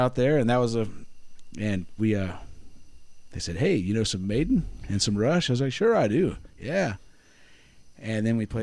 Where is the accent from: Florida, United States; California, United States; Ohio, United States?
Florida, United States; Orlando; moved away as an adult; now in Gainesville, United States; I'm from Orlando originally